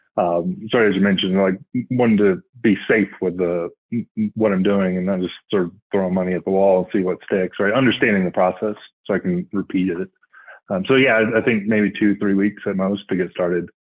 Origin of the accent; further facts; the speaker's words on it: Northwest Florida, United States; now in Colorado, United States; currently living in Colorado, uh, grew up in Florida. So, Northwest Florida, so the Alabama part of Florida